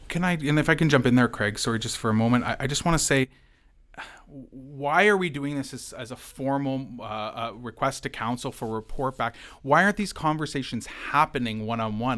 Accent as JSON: {"language": "English", "town": "London", "region": "Ontario", "country": "Canada", "said": "as a Londoner."}